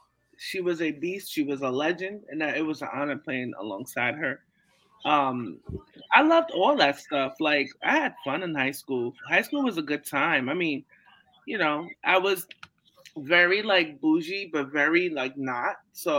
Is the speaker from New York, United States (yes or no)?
yes; New York City, New York, United States; also born or lived in Canarsie, Brooklyn; I'm from Brownsville.